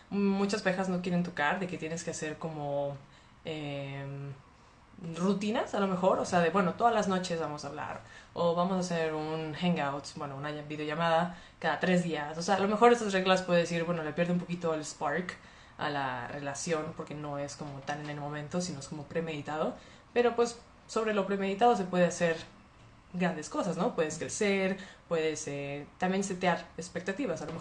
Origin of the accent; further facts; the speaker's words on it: Monterrey, Nuevo León, Mexico; moved away as an adult; now in Mexico City, Mexico; Pues bueno, soy regia, nací en Monterrey y viví en Monterrey 23 eh, años de mi vida. Actualmente llevo dos años en la Ciudad de México.